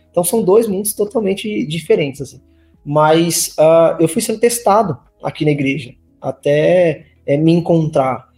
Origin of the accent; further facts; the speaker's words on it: Limeira, São Paulo, Brazil; moved away as an adult; also born or lived in Recife, Pernambuco, Brazil; Nasci em Recife, mas me mudei para São Paulo aos 9 anos de idade. E aí então vivi na, na cidade de Limeira por muito tempo